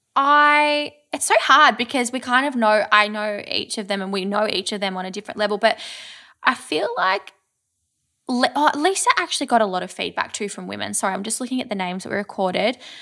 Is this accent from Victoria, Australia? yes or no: yes; Kyneton, Victoria, Australia; growing up in Kyneton, we had, um, a wood fire pizza place